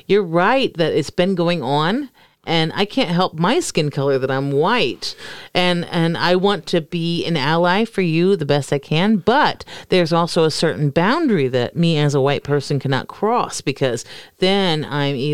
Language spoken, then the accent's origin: English; Florida, United States; moved away; my home state of Florida